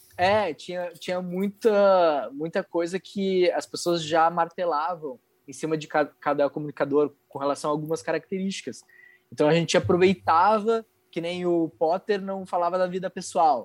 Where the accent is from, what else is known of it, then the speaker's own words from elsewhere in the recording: Curitiba, Paraná, Brazil; now in Porto Alegre, Brazil; eu não sou daqui de Porto Alegre, né? Eu sou de Curitiba